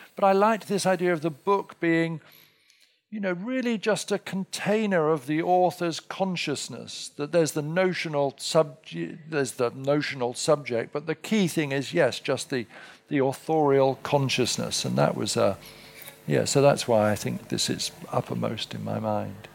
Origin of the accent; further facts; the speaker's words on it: England, United Kingdom; now in United States; being English